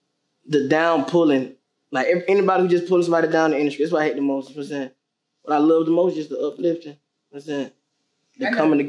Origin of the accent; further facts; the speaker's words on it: Atlanta, Georgia, United States; I'm from the West Side of Atlanta, Fab Road, 320 Fab Road, Central Methodist Apartment.